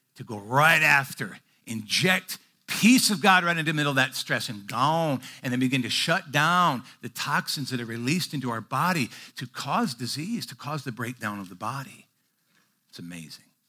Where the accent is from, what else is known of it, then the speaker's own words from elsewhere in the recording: Midwest, United States; moved away; I grew up in the Midwest